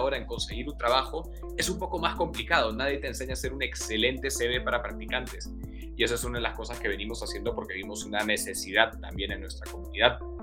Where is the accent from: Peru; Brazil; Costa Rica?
Peru; Trujillo, La Libertad; moved away; also born or lived in Lima; yo crecí en Trujillo y bueno, estudié en Lima